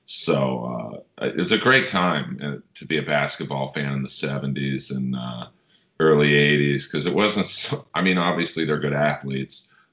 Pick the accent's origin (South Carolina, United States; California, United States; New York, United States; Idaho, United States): California, United States; Los Angeles; I grew up in Bel Air. It's an interesting, my dad bought a home in Bel Air in the early 60s. We weren't rich